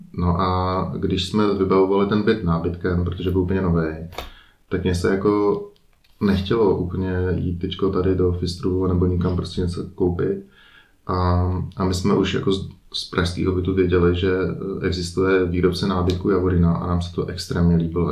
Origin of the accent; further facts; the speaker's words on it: Prague, Czechia; moved away as an adult; now in Liechtenstein; jsme Pražáci